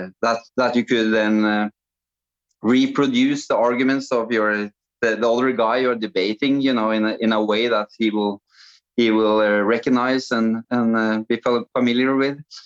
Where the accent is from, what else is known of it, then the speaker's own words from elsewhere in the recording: Norway; I grew up in a small village with 3,000 people, and that was my whole mountain village, you know, in Norway